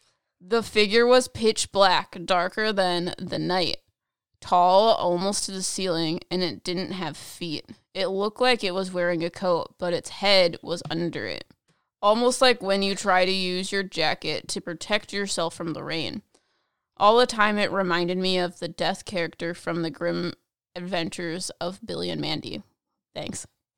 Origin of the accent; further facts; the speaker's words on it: Italy; I'm from Italy.